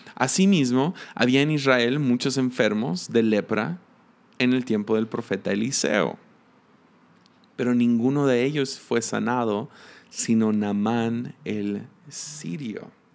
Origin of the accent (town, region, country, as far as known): Mexico